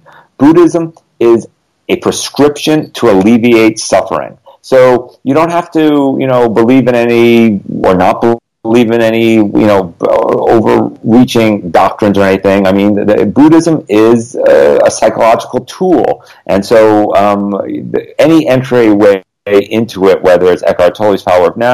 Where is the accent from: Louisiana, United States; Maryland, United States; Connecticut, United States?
Connecticut, United States; now in Los Angeles, United States; I grew up in Connecticut, where there's like a foot of snow right now